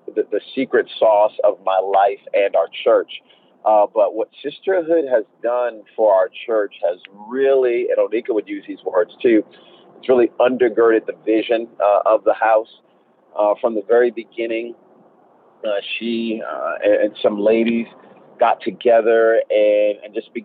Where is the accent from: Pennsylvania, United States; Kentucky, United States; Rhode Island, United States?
Rhode Island, United States; moved away as an adult; also born or lived in Oklahoma / Austin, Texas; I'm originally from Rhode Island